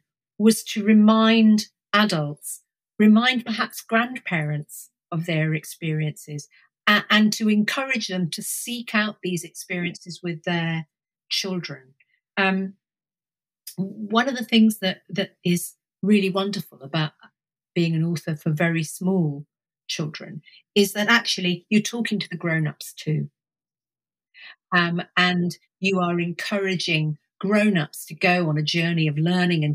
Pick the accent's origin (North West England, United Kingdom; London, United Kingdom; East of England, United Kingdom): East of England, United Kingdom; Suffolk; also born or lived in Cambridge; I was brought up in Suffolk